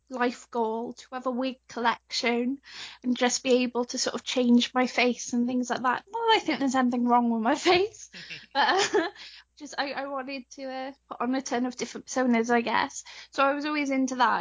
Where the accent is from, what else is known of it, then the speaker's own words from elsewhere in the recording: Wales, United Kingdom; I'm from Wales, so uh, I sound quite British